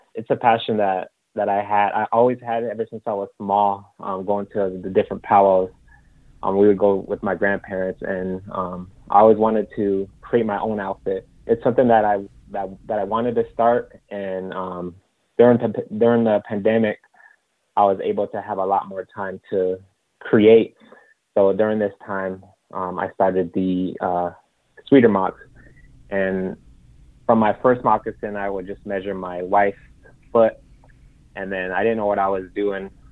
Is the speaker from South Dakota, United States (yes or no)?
yes; Rapid City, South Dakota, United States; moved away as an adult; also born or lived in Eagle Butte, South Dakota; now in Las Vegas, United States; I grew up in Rapid City, South Dakota. Um, I currently reside in Las Vegas, Nevada.